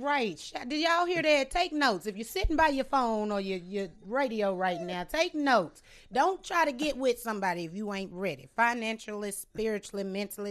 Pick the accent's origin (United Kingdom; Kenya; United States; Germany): United States; Sterlington, Louisiana; also born or lived in Monroe, Louisiana